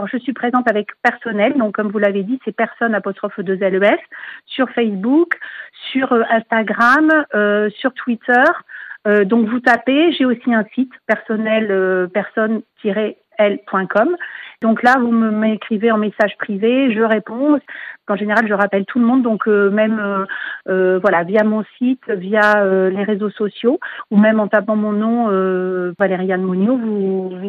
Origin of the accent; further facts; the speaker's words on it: Libourne, Nouvelle-Aquitaine, France; Sur la région libournaise, moi je suis de Libourne, j'ai identifié un peu un besoin parce qu'on est à 30 km de Bordeaux